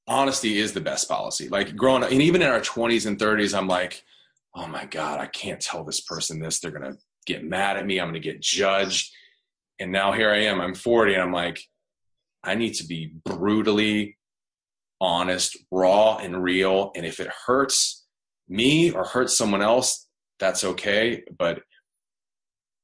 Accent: the South, United States; I'm from the South. I don't know if you know anything about the South. They have a little, like, Southern draw

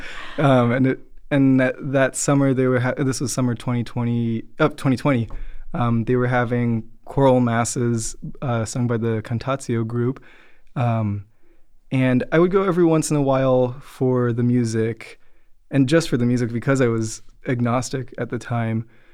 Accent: Florida, United States; I grew up in Florida

